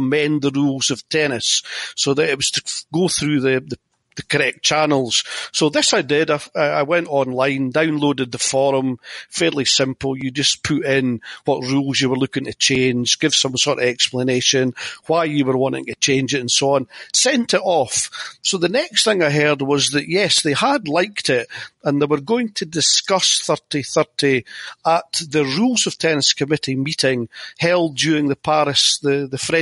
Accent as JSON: {"language": "English", "region": "Scotland", "country": "United Kingdom", "said": "being Scottish"}